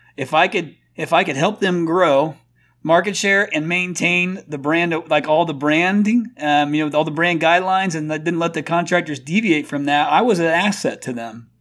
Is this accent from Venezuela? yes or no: no; Indiana, United States; moved away as an adult; also born or lived in Phoenix, Arizona; I'm from Indiana originally